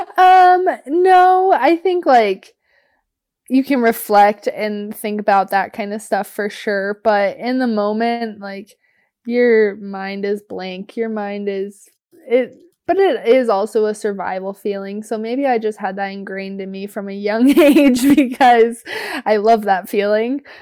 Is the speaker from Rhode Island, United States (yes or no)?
no; Anchorage, Alaska, United States; also born or lived in Denali; I was born and raised in Anchorage